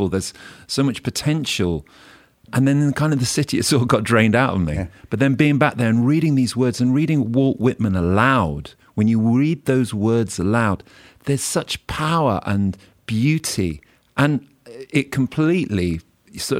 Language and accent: English; Oxfordshire, South East England, United Kingdom; also born or lived in Mid Wales; now in London, United Kingdom; I'm a country boy. I grew up in Oxfordshire, and I've been living in London for 20 years